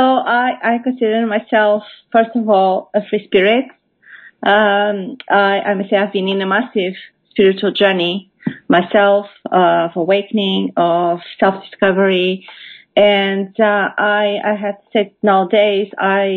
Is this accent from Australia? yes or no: no; Portugal; moved away as an adult; now in United Kingdom; I am originally from Portugal. I have relocated to the UK about 10 years ago.